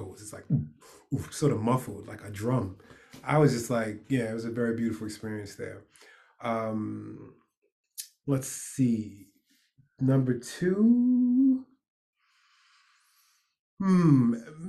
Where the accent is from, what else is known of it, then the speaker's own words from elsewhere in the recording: New York, United States; I'm a New Yorker